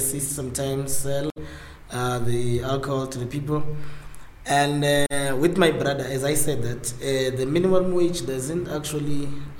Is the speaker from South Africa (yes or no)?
yes; Eastern Cape, South Africa; I'm from Eastern Cape. I grew up there in Ganduli.